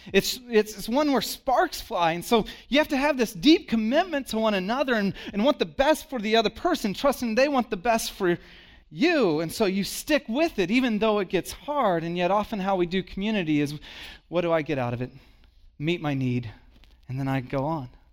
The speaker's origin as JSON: {"language": "English", "region": "Texas", "country": "United States", "tie": "born or raised there", "said": "I was born in Texas"}